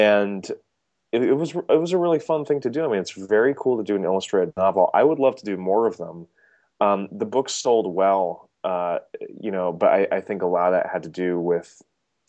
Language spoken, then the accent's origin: English; Chicago, Illinois, United States; moved away; I grew up in Chicago.